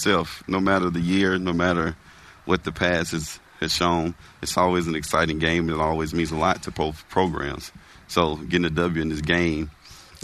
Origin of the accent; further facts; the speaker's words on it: the South, Florida, United States; moved away; I grew up in the South where football is big